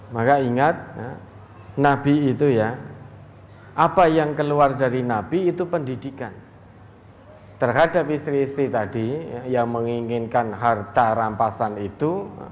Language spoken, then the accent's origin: Indonesian; Surakarta, Central Java, Indonesia